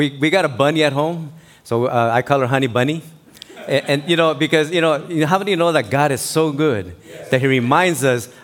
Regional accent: Tijuana, Baja California, Mexico; moved away; I grew up was born in Mexico, in Tijuana, Baja California, and I was born in the Colonia Independencia.

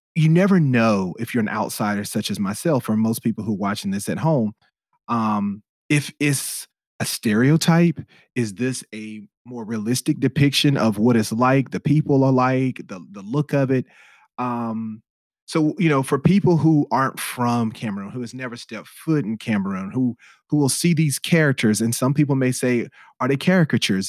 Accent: United States; I'm an American

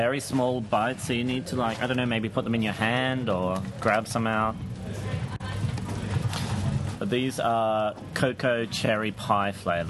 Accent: Brisbane, Queensland, Australia

